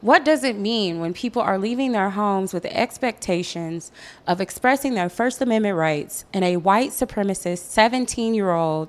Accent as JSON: {"language": "English", "region": "Missouri", "country": "United States", "said": "my home state of Missouri"}